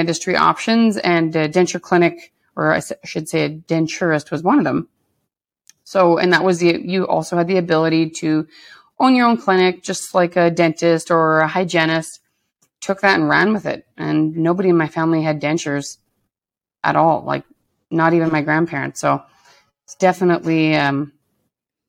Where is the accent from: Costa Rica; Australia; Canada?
Canada; Lac La Biche, Alberta; moved away as an adult; also born or lived in Edmonton; from growing up in a smaller town